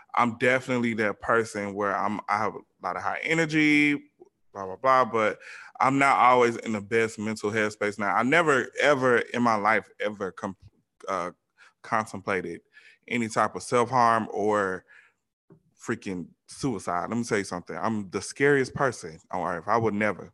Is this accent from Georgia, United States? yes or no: yes; Georgia, United States; moved away; me growing up in the South, especially Georgia